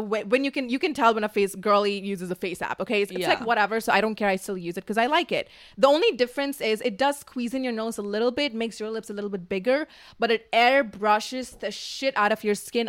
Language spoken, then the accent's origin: English; Dubai, United Arab Emirates; now in Los Angeles, United States; I come from Dubai.